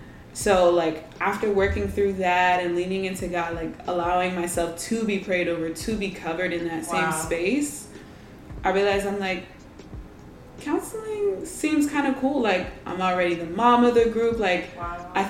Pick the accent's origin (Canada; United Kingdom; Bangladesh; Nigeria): Nigeria; I'm Nigerian, we're Nigerian